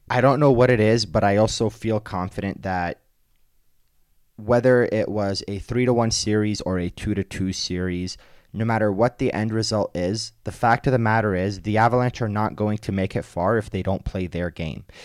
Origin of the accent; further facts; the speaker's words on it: East Coast, United States; moved away; I'm from the East Coast